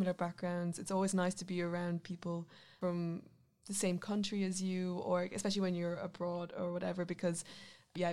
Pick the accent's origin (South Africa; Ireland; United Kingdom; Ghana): Ireland; moved away as an adult; now in Netherlands; I'm from Ireland